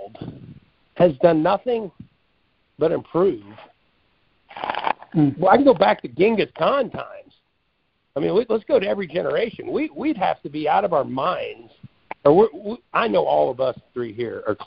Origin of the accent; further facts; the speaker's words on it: Midwest, United States; I grew up in the Midwest